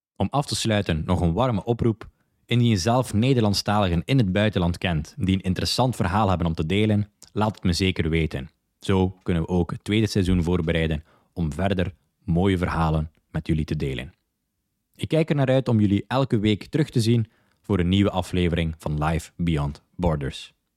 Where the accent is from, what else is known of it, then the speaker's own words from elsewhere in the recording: Zottegem, Flanders, Belgium; moved away as an adult; also born or lived in London / Dublin / Lisbon / Prague; now in Barcelona, Spain; ik ben van Zottegem, België en ik woon ondertussen al meer dan vijf jaar in het buitenland